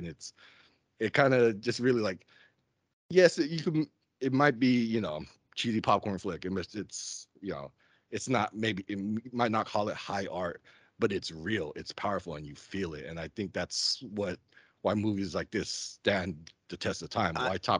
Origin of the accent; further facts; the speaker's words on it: Stockton, California, United States; I'm from Stockton.